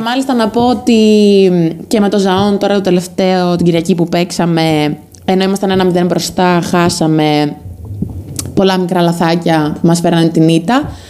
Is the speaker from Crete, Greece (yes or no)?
yes; Crete, Greece; now in Corinth, Greece; είμαι από Κρήτη